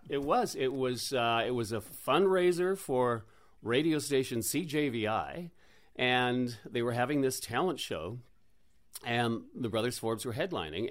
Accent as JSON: {"language": "English", "town": "Oak Bay", "region": "British Columbia", "country": "Canada", "tie": "born or raised there", "said": "I grew up in Oak Bay"}